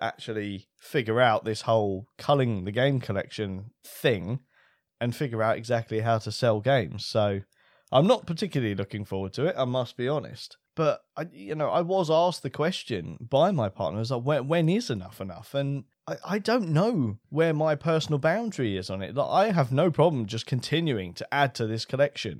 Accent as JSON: {"language": "English", "country": "United Kingdom", "said": "being British"}